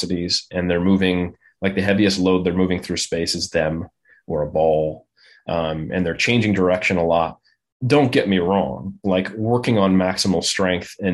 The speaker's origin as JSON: {"language": "English", "town": "Oakland", "region": "California", "country": "United States", "tie": "born or raised there", "said": "I'm from Oakland. That's where I grew up"}